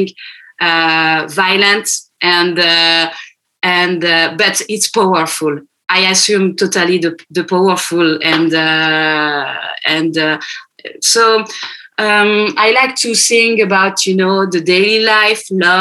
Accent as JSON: {"language": "English", "country": "France", "tie": "born or raised there", "second_language": "English", "said": "I was born in France and my both parents are Lebanese. So, I learned Arabic at home"}